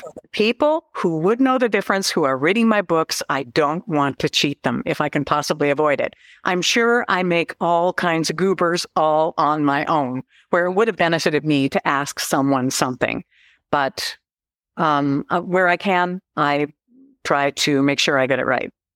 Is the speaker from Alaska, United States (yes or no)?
yes; Seldovia, Alaska, United States; also born or lived in Fairbanks, Alaska; I was raised in Seldovia